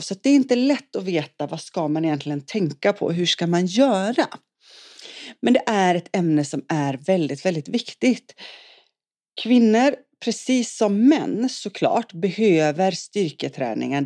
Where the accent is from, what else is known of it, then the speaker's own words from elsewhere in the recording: Umeå, Västerbotten County, Sweden; also born or lived in Boden; now in Svenljunga, Sweden; jag kommer ursprungligen från Norrland, född i Boden och uppvuxen i Umeå